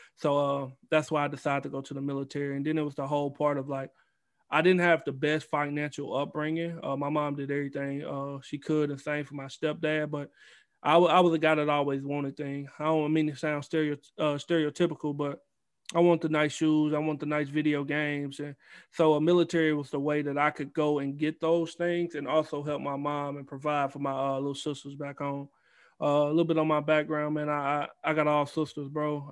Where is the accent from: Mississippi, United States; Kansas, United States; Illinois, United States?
Mississippi, United States; Goshen; moved away; I'm from Goshen, Mississippi. Small town, uh, on the coast of Mississippi